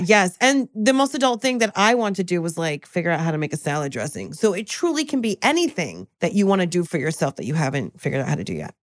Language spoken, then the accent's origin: English; New Jersey, United States; I'm from Jersey.